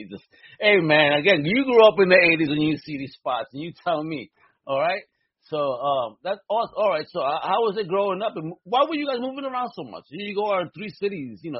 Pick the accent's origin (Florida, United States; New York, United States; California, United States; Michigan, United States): New York, United States; New York City; now in Southeast, United States; as a Brooklynite.